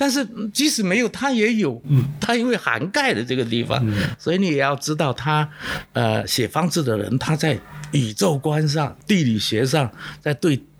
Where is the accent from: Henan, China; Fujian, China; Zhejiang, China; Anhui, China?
Fujian, China; Quanzhou; first language Southern Min; Chinese is a second language; moved away; also born or lived in London; 我发现我根本不了解我的故乡，